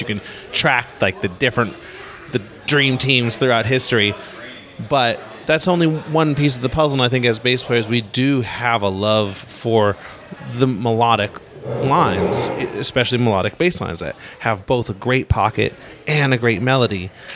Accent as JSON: {"language": "English", "town": "Los Angeles", "region": "California", "country": "United States", "tie": "born or raised there", "said": "I grew up in Los Angeles"}